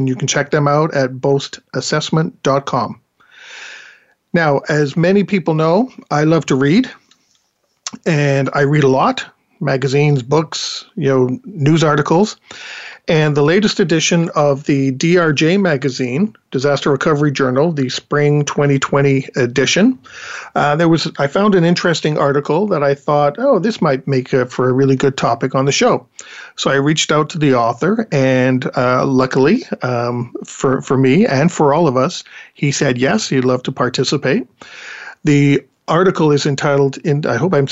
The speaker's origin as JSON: {"language": "English", "region": "England", "country": "United Kingdom", "moved": "yes", "said": "I'm actually from England"}